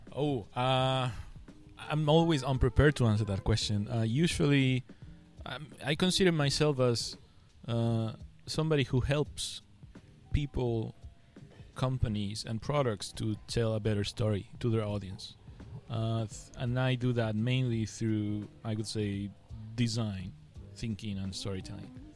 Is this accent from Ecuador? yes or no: yes; Ecuador; first language Spanish; English is a second language; now in Shanghai, China; I, I come from Ecuador. It's a country Ecuador. in South America, uh. and my main language is Spanish